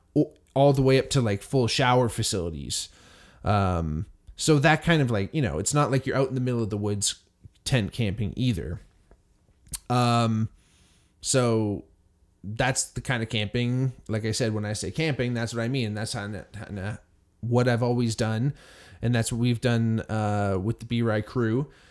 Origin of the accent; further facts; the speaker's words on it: Hamilton, Ontario, Canada; growing up in Hamilton, Ontario